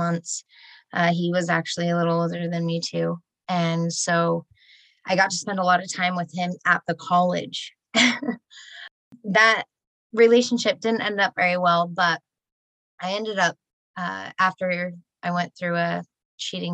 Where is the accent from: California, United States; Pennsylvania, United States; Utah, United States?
Utah, United States; Murray; also born or lived in Sandy, Utah; now in St. George, United States; I was born in Sandy. Raised Uh-oh. In Murray, but only until I was about 7